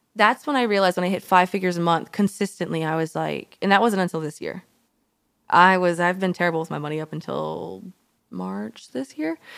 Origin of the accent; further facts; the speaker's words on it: Alabama, United States; moved away; I'm from Alabama